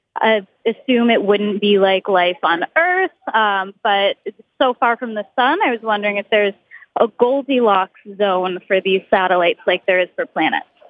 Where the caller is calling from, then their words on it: Boston, Massachusetts, United States; I am calling from Boston, Massachusetts